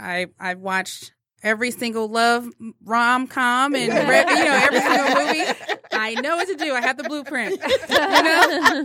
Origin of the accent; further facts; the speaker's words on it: Flint, Michigan, United States; moved away as an adult; I'm from Flint, Michigan as well. We moved away from Flint, Michigan.